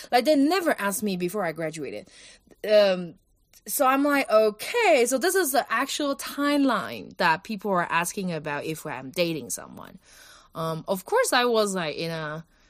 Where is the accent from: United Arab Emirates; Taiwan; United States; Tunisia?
Taiwan; Kaohsiung; moved away as an adult; also born or lived in India; Kaohsiung, my hometown